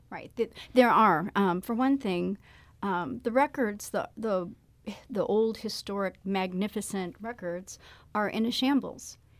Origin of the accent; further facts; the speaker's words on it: Illinois, United States; now in St. Louis, United States; I'm from Illinois